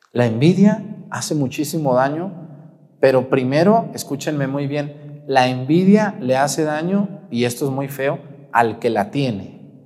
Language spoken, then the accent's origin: Spanish; Mexticacán, Jalisco, Mexico; also born or lived in Yahualica, Jalisco / Nochistlán, Zacatecas / Teocaltiche, Jalisco; Yo soy originario de Mesticacán, Jalisco